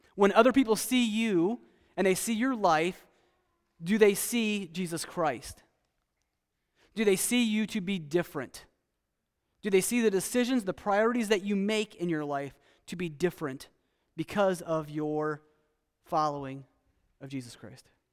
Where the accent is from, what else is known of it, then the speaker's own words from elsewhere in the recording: United States; also born or lived in Costa Rica; as an American